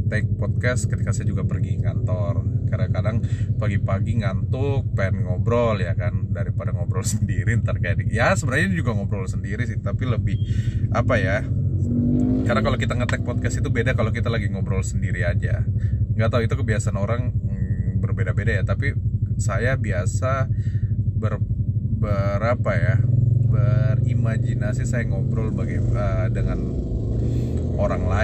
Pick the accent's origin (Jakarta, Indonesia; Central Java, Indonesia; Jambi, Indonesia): Jakarta, Indonesia; dulu saya tinggal di Jakarta 11 tahun saya dari kecil TK TK di Jakarta dan SD di Jakarta dan dulu saya tinggal di uh, suatu kompleks di daerah Pasar Minggu